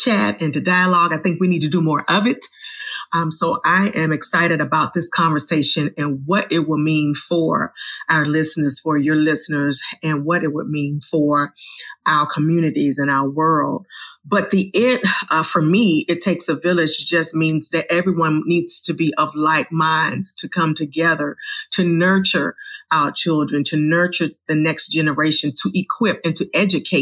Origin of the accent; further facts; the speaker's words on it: Richmond, Virginia, United States; I was 6 minutes from my home, Virginia Union University. I'm from Virginia.